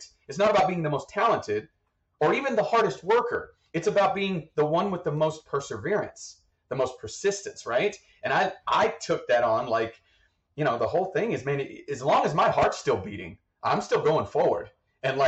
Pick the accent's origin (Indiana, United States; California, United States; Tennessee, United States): Tennessee, United States; East; moved away; also born or lived in Texas; I grew up in East Tennessee for a huge portion of that without any electricity or running water